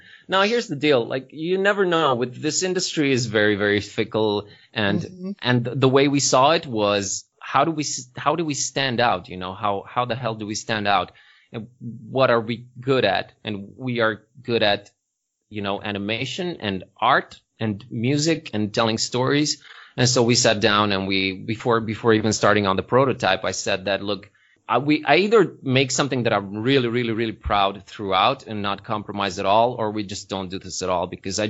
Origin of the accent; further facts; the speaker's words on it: Transylvania, Romania; People keep assuming that can happen because we're from Transylvania, but it doesn't really work that way.